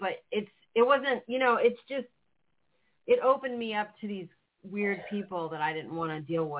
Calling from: Florida, United States; I'm calling from Florida.

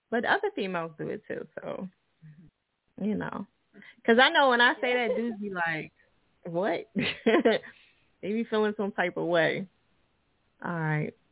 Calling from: Pittsburgh, Pennsylvania, United States; I'm calling from Pittsburgh.

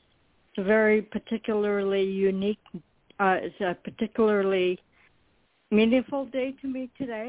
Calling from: Florida, United States

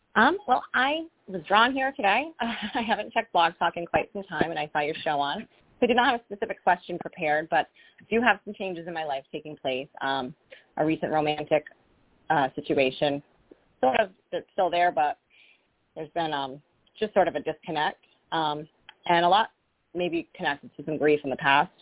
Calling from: Rhode Island, United States; I'm calling from Rhode Island

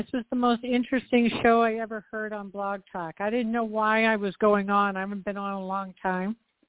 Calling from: Tucson, Arizona, United States; I'm calling from Tucson, Arizona.

